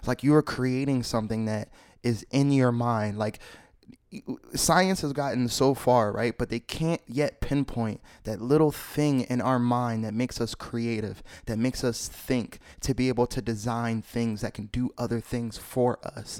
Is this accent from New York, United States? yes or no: no; Philadelphia, Pennsylvania, United States; I grew up in Philly, Philly, P A, uptown, anything from Germantown